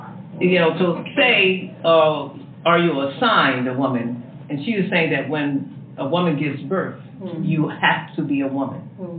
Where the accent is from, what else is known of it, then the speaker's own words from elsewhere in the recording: New York, United States; I'm a New Yorker.